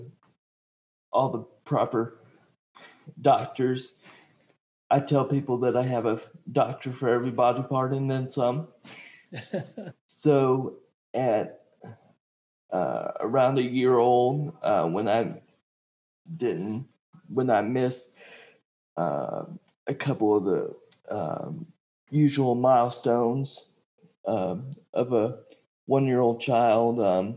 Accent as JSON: {"language": "English", "town": "Marietta", "region": "Georgia", "country": "United States", "tie": "born or raised there", "also_born_or_lived": "Fort Walton Beach, Florida"}